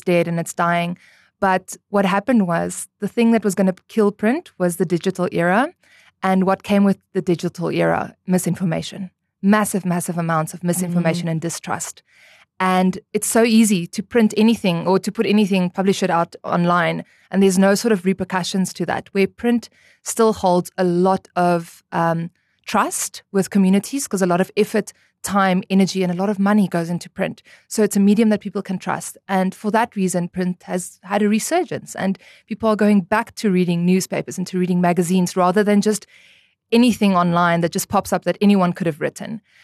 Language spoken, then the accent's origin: English; Namibia; also born or lived in Stellenbosch, South Africa; born and raised in Namibia, went to Eros Primary School